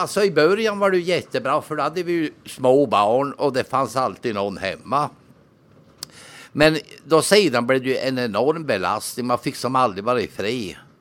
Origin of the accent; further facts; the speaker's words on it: Norrbotten County, Sweden; also born or lived in Linköping; jag var ju ensam från Norrbotten